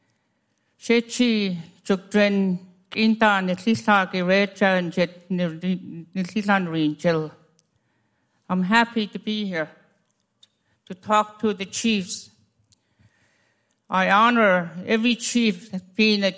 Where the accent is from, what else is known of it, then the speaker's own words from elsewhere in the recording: Fort Yukon, Alaska, United States; I'm from Fort Yukon, Gwich'aa, Zhee, 8 miles above the Arctic Circle